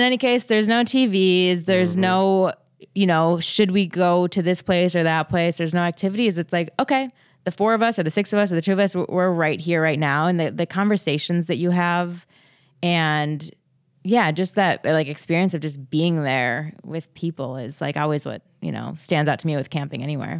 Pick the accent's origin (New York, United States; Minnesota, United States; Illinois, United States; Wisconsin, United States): Minnesota, United States; as a Minnesotan who loves the outdoors